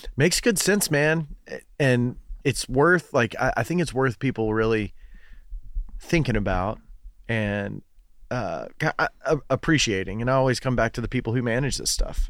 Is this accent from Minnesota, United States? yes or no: no; Fort Loudoun Lake, Tennessee, United States; I grew up on Fort Loudon